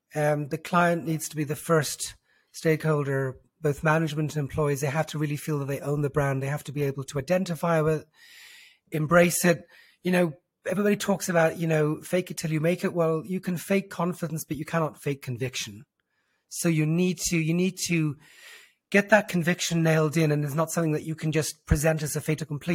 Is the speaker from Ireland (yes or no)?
yes; Dublin, Leinster, Ireland; accent: diluted Irish; moved away as an adult; also born or lived in London; now in Israel; I was born and raised in, in Dublin